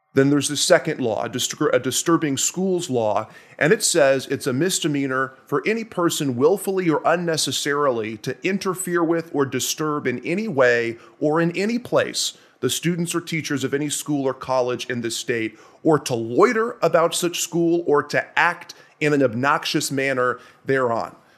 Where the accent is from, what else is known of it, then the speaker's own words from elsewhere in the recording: Nashville, Tennessee, United States; moved away; I'm from Nashville, Tennessee originally